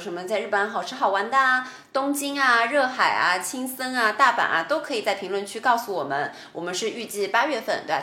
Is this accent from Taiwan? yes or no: no; Shanghai, China; 我们上海话的做人家就可能省钱